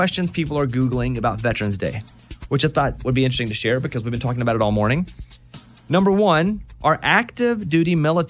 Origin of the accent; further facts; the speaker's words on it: Arkansas, United States; accent: Southern; Arkansas, being from the South, I say veteran because that is an accented version of, I guess, veteran.